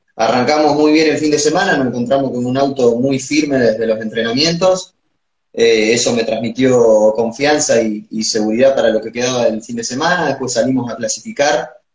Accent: Sierra, Buenos Aires, Argentina; cuando llegué acá a, mi pueblo, a Sierra

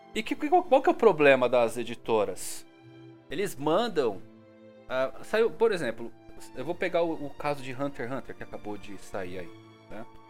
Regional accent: São Bernardo do Campo, São Paulo, Brazil; sou de São Bernardo do Campo, São Paulo

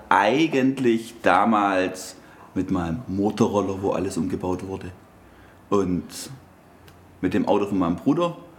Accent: Stuttgart, Baden-Württemberg, Germany; bei uns in Stuttgart

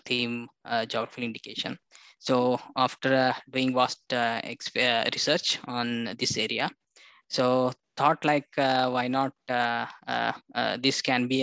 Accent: Bidar, Karnataka, India; I born and brought up in Bidar. It's one of the small city

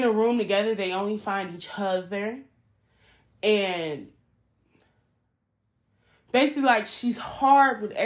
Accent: Chicago, Illinois, United States; I'm a city girl. Like, I'm from Chicago. But my whole family's from the South

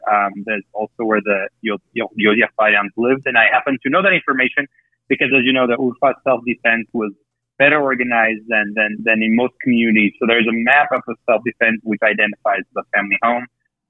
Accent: Yerevan, Armenia; moved away as an adult; now in Colorado, United States; I was born in Yerevan to a family of genocide survivors on my dad's side. Direct roots on the father's side are in Urfa.

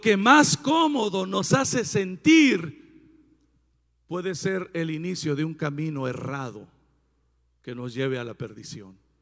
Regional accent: Puerto Peñasco, Sonora, Mexico; moved away; En mi tierra natal, Puerto Peñasco, donde Dios vive

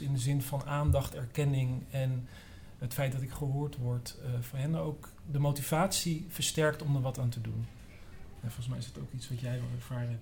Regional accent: Amsterdam, North Holland, Netherlands; ik kom uit Amsterdam Noord

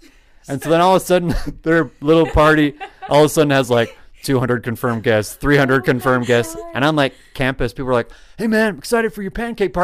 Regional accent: Idaho Falls, Idaho, United States; moved away; I grew up there in one of the large metropolises of Idaho, known as Idaho Falls

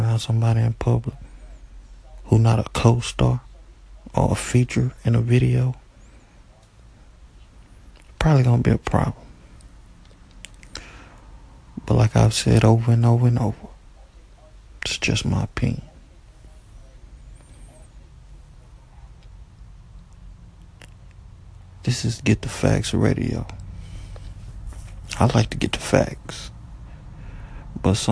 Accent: United States; I was born in America. I'm an American

